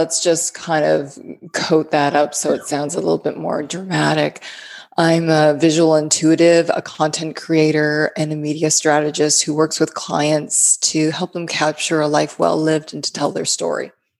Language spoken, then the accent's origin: English; Canada; moved away as an adult; now in United States; I moved here from Canada about 16 years ago to live in the South and enjoy the warmer weather